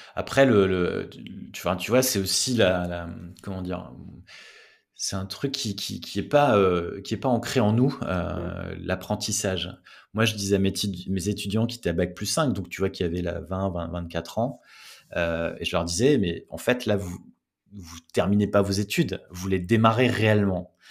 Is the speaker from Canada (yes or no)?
no; the North, Hauts-de-France, France; je viens du, du Nord